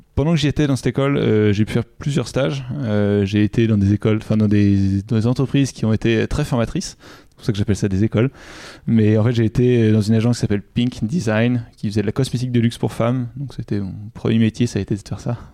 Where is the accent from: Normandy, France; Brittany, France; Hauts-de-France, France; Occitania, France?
Normandy, France; Giverny; now in Paris, France; Je suis originaire euh, de Giverny en Normandie et maintenant j'habite à Paris.